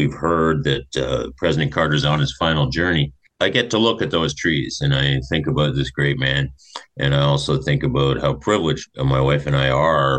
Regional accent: Toronto, Ontario, Canada; when I was growing up in Scarborough, Ontario.

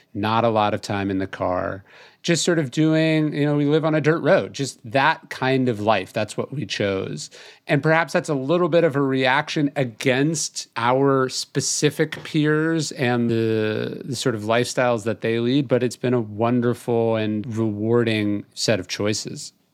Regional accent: California, United States; now in Texas, United States; how I grew up in California

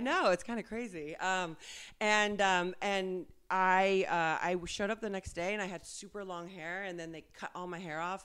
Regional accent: West Covina, California, United States; also born or lived in Argentina; I'm a girl from like dirt roads and donkeys in Argentina, and I grew up in West Covina here in mm-hmm. San Gabriel Valley

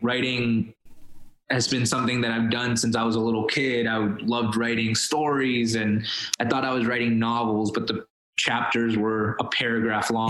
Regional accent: Miami, Florida, United States; first language Spanish; English is a second language; moved away as an adult; also born or lived in Colombia; now in Los Angeles, United States; we got to Miami, I was seven years old I didn't speak English. My mom didn't speak English

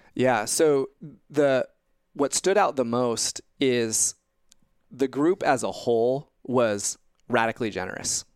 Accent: Indiana, United States; growing up in Indiana, uh, came to faith at a young age, age eleven at church camp, uh, in Indiana

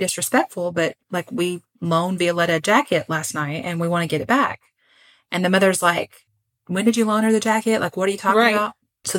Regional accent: Puerto Rico; So I grew up in Puerto Rico.

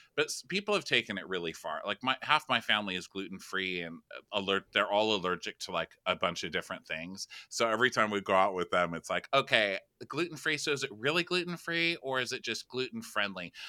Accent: Texas, United States; I'm from Texas

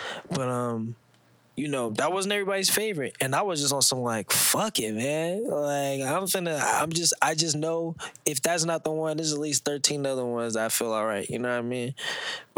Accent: St. Louis, Missouri, United States; I'm from St. Louis, so I damn near am representing St. Louis

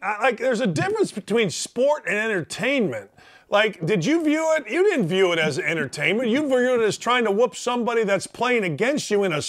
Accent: outside Chicago, Illinois, United States; growing up outside Chicago

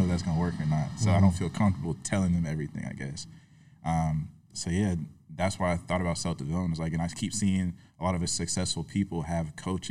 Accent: Tallahassee, Florida, United States; moved away as an adult; born and raised in Tallahassee

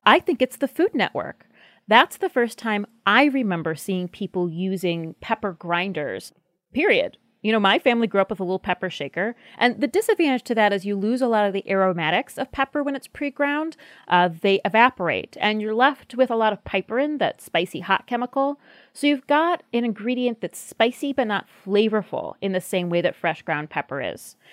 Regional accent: United States; we as a country

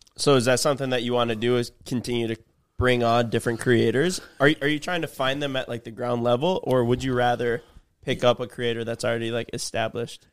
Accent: Midwest, United States; we're both from the Midwest

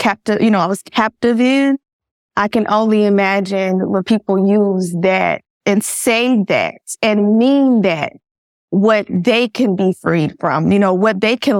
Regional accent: Georgia, United States; I am born and raised in Georgia. I'm from Georgia.

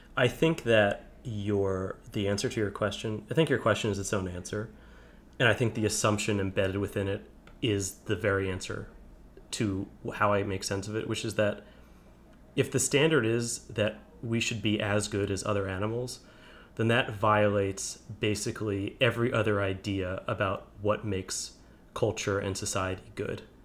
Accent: New Jersey suburbs, United States; now in Brooklyn, United States; I grew up in New, in the suburbs of New Jersey.

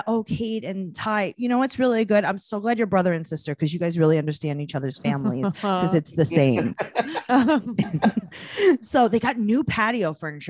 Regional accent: New York, United States; also born or lived in Los Angeles; we're from New York, but we're very LA.

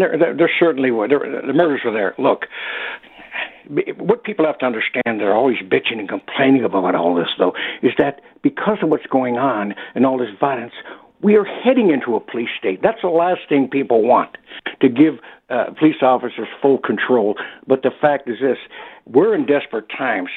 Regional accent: Detroit, Michigan, United States; now in Toronto, Canada; growing up in the Detroit area and watching, living there the year of the riot

